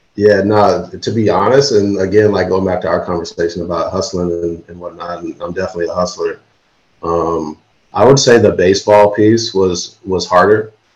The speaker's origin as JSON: {"language": "English", "region": "Illinois", "country": "United States", "tie": "born or raised there", "said": "I'm from Illinois and grew up going to Sox games"}